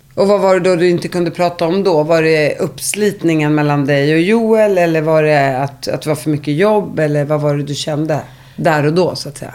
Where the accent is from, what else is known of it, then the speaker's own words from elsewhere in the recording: Uppsala, Uppsala County, Sweden; när jag växte upp, där tror jag folk började hångla och ligga när de gick i ni, nian. Inte sexan, var sjuan. Det är i Uppsala